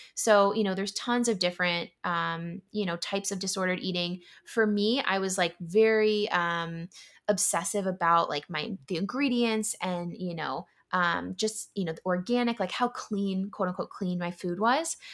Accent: San Diego, California, United States; moved away as an adult; also born or lived in Yokosuka, Japan / San Francisco; now in Philadelphia, United States; grew up in San Diego and, you know, lived most of my life in California.

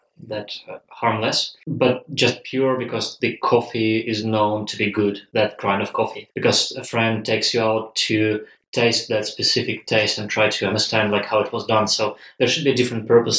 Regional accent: Russia; accent: Russian; English is a second language; now in Queensland, Australia; I'm Russian, as you can probably judge by my accent

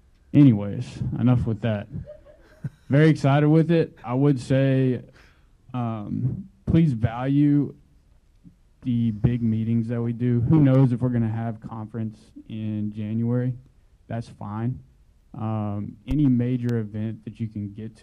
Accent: Houston, Texas, United States; I am from Houston, Texas, and have been here just over 5 years

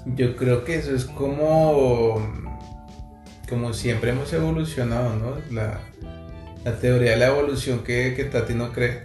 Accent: Bogotá, Colombia; now in Montreal, Canada; somos de Bogotá, Colombia. Actualmente nos encontramos en Montreal, Canadá

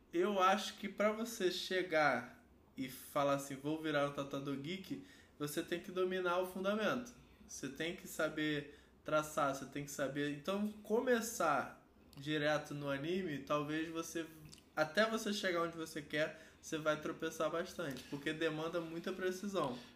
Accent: Rio de Janeiro, Brazil; sou do Rio de Janeiro

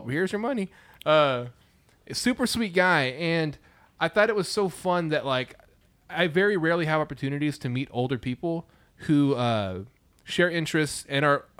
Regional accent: Lawton, Oklahoma, United States; born or raised there; moved away

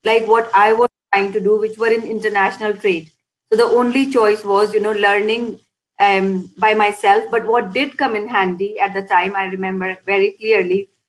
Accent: India; moved away as an adult; now in Scotland, United Kingdom; I was born and brought up in India. I came to Scotland back in 2002

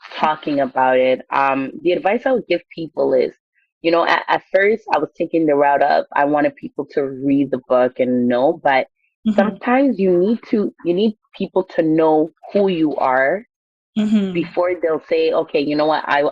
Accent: Ghana; I'm Ghanaian

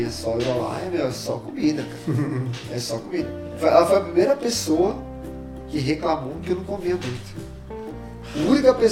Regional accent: Brazil; now in Canada; É, eu cresci no Brasil e ela cresceu aqui

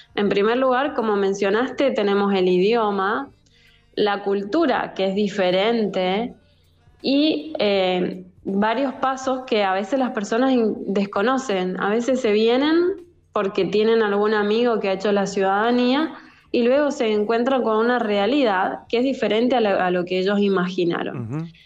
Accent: Argentina; now in Italy; yo soy abogada argentina

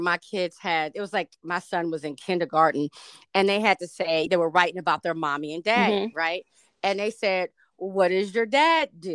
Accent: Hampton, Virginia, United States; when I grew up on Hampton's campus

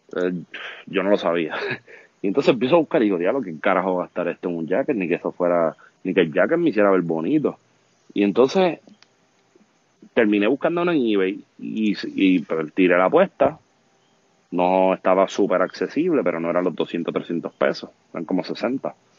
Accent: Vega Baja, Puerto Rico; por suerte soy de Vega Baja

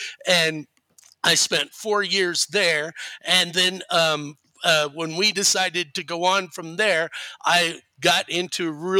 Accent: Houston, Texas, United States; So as I mentioned, I'm originally from Texas. I grew up there and I started my teaching career there. And I taught for 11 years in the city in and around Houston, okay, Houston, Texas.

